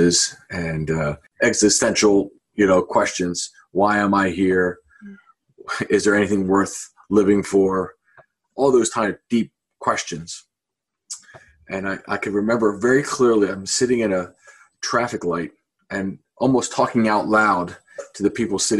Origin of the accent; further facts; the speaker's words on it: Philadelphia, Pennsylvania, United States; moved away as an adult; also born or lived in Florida; originally, I'm from Philadelphia. I was born in an Irish Catholic family. And, you know, as a kid growing up, I didn't know there was anything other than Catholic. There was just a kind of a neighborhood kind of feel.